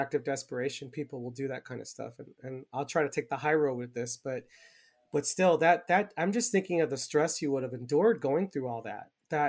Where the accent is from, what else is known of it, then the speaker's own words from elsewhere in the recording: Carson, California, United States; now in Arizona, United States; I'm about 2.5 hours south of Glendale, but I'm from Carson where Angel lives. And Carson actually is very diverse in terms of ethnicities.